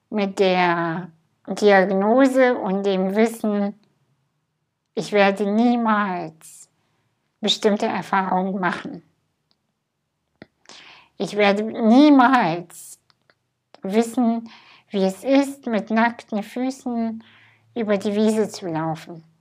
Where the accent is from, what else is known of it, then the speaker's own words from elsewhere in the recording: Kazakhstan; Ich bin in Kasachstan geboren, in einem Dorf, hinter einem Dorf, hinter einem Dorf, was nicht mal auf Google Maps zu finden ist. Ich hatte eine ganz glückliche Kindheit.